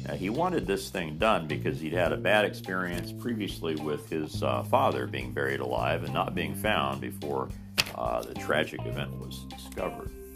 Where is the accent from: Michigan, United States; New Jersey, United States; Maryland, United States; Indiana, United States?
Indiana, United States; Mitchell; my hometown in Mitchell, Indiana